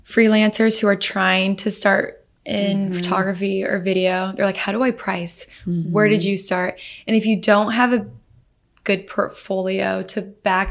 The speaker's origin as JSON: {"language": "English", "town": "Omaha", "region": "Nebraska", "country": "United States", "said": "I'm from Omaha, Nebraska."}